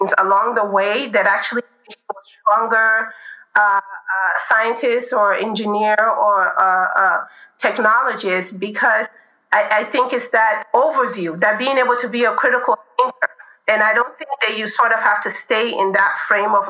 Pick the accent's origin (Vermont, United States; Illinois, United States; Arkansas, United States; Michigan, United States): Illinois, United States; Chicago; now in California, United States; I grew up in Chicago